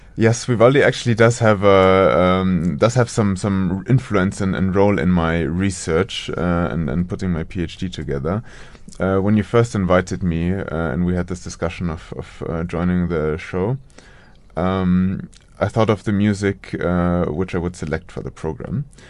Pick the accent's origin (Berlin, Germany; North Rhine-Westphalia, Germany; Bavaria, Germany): Bavaria, Germany; Munich; moved away; also born or lived in United States; around Munich, so in a suburb of Munich